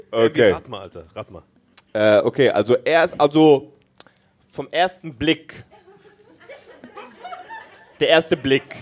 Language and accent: German; Baden-Württemberg, Germany; jetzt als Schwabe muss ich noch mal kurz äh, rechnen.